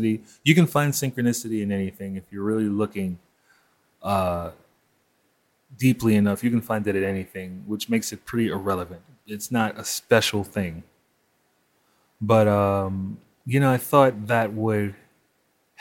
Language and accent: English; New York, United States; I grew up in Crown Heights